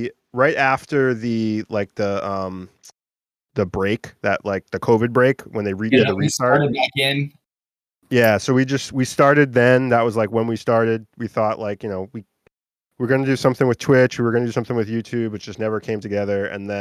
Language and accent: English; Beverly, Massachusetts, United States; I'm from Beverly, Mass